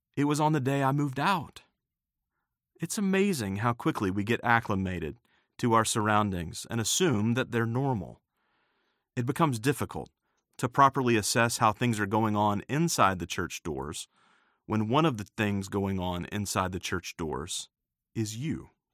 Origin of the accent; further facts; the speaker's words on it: United States; my home country of the United States